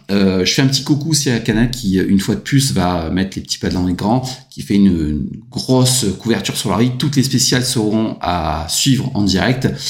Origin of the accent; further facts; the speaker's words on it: France; moi je prends pas parti parce que je suis français, j'adore la Belgique